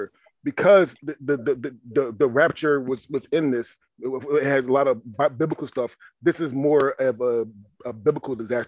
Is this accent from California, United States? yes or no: no; Philadelphia, Pennsylvania, United States; also born or lived in Seaside, Oregon; I'm from Philly